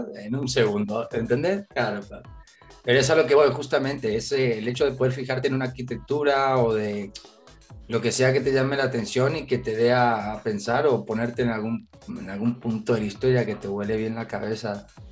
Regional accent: Argentina; yo soy, obviamente, de Argentina y, y, bueno, no solo por ser argentino

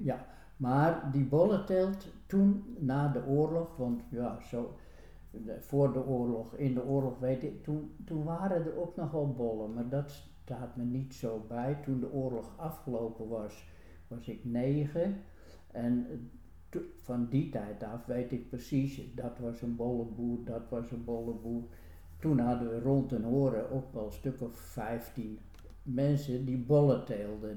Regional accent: Den Hoorn, North Holland, Netherlands; also born or lived in Den Helder; toen ik als, als kind hier in de Hoorn kwam

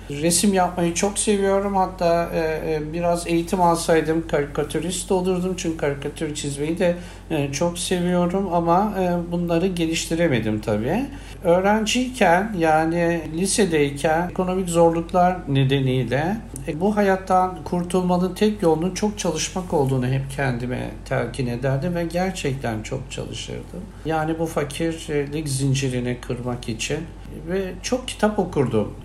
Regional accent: Samsun, Turkey; moved away as an adult; also born or lived in Erzurum; Samsun'a gidecektim kendi memleketime

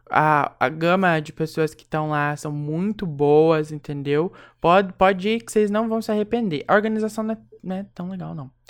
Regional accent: Brazil; accent: caipira; Eu tenho meu sotaque. Eu sou a caipira, assim.

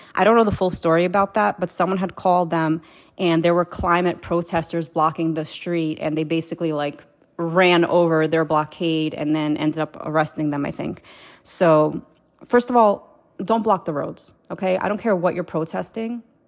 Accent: Moldova; I was born in Moldova.

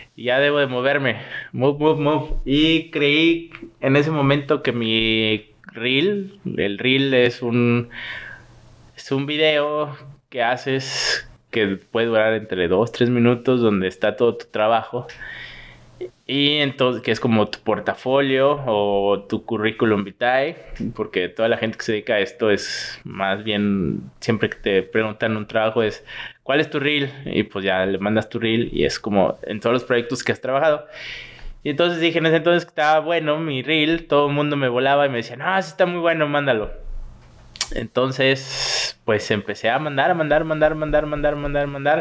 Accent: Guadalajara, Jalisco, Mexico; moved away as an adult; also born or lived in Mexico City; now in Toronto, Canada; soy de Guadalajara

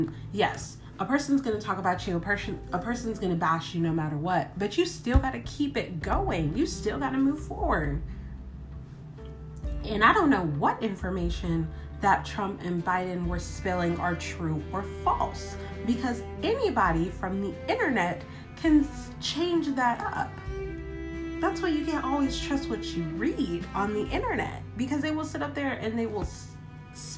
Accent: United States; me as an American citizen, me as a voter

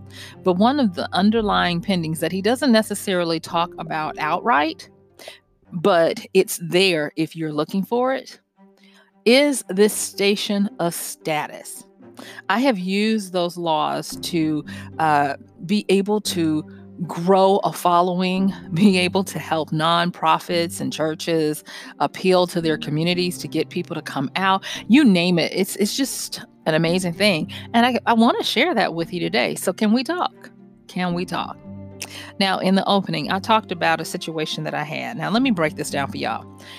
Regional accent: Louisiana, United States; I'm from North Louisiana.

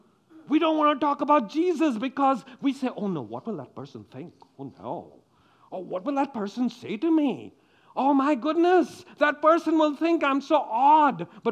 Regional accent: Sweden; We live in the West. We do not show our anger, especially when we come from Sweden.

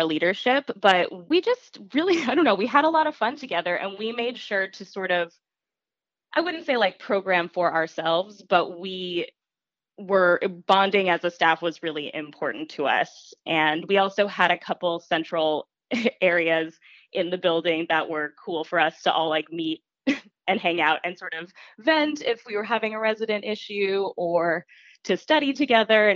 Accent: Las Vegas, Nevada, United States; moved away as an adult; I'm from Las Vegas, and so it was a long ways from home

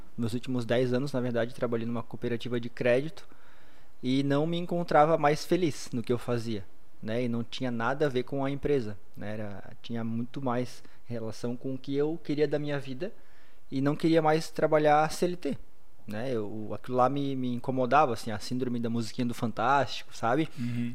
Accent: Blumenau, Santa Catarina, Brazil; nascido e criado em Blumenau, tenho 34 anos

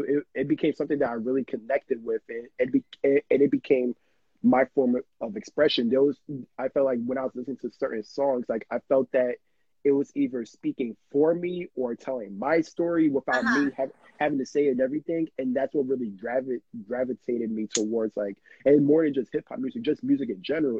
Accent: New York City, New York, United States; born and raised in New York

